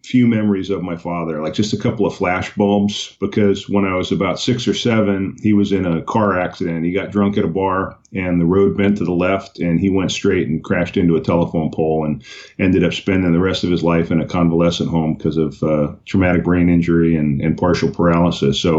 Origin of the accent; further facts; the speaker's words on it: Islip, New York, United States; born there; I was born in Long Island, New York, in a islip, and uh, I had a, an interesting childhood.